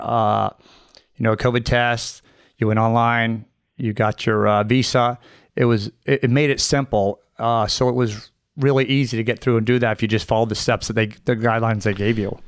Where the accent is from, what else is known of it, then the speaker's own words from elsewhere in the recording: Merritt Island, Florida, United States; also born or lived in Bahamas; I grew up in Merritt Island.